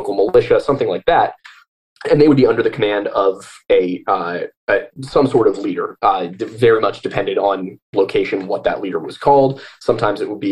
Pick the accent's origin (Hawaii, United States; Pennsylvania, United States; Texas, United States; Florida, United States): Pennsylvania, United States; I'm from Pennsylvania and Pennsylvania's in the United States, so I'm a Pennsylvanian American.